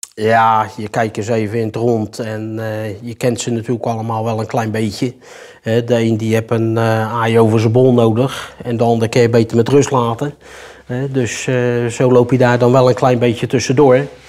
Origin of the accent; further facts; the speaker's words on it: Rotterdam, South Holland, Netherlands; moved away as an adult; now in Heerjansdam, Netherlands; Ik kom ook uit Rotterdam